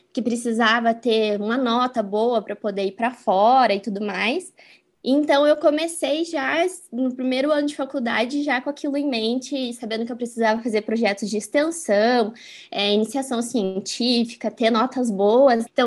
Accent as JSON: {"language": "Portuguese", "town": "Curitiba", "region": "Paraná", "country": "Brazil", "tie": "born or raised there", "also_born_or_lived": "Franca, São Paulo / Spain / Pato Branco, Paraná", "said": "eu nasci em Franca, que é uma cidade do interior de São Paulo, e vim para Curitiba, eu era pequena ainda, eu tinha 3, 4 anos de idade. E aqui, assim, né, enfim, minha cidade agora eu me sinto, né, curitibana totalmente."}